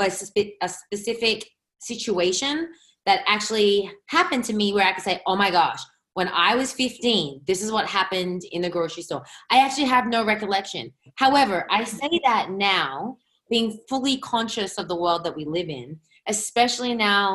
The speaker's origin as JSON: {"language": "English", "town": "Sydney", "region": "New South Wales", "country": "Australia", "tie": "born or raised there", "also_born_or_lived": "New York City, United States", "moved": "as an adult", "lives_now": "Los Angeles, United States", "said": "I grew up in Sydney, Australia, moved to New York City when I was in my early 20s and spent 10 years there. Then 4 years ago, I decided to move to the opposite coast, to LA, California"}